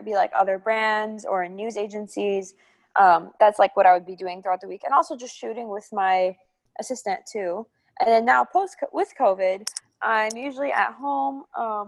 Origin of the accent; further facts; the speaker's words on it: St. Louis, Missouri, United States; my hometown